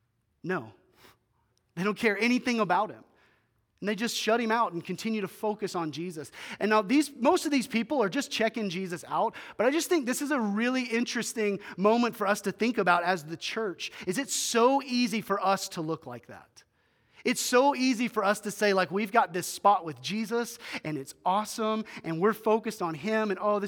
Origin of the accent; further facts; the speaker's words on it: Greers Ferry, Arkansas, United States; They used to have a cabin when I was growing up in Greers Ferry, Arkansas.